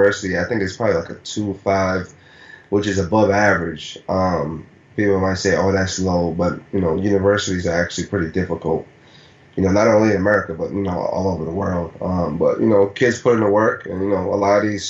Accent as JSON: {"language": "English", "country": "Nigeria", "tie": "born or raised there", "moved": "yes", "said": "when I was a kid, born and raised in Nigeria"}